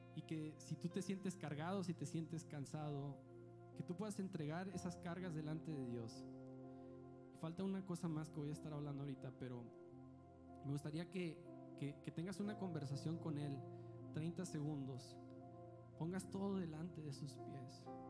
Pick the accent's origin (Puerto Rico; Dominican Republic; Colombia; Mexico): Mexico; Allende, Coahuila; soy de Allende, Coahuila